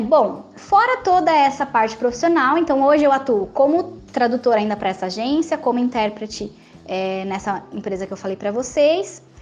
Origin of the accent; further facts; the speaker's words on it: Jundiaí, São Paulo, Brazil; Eu sou natural de Jundiaí, no interior de São Paulo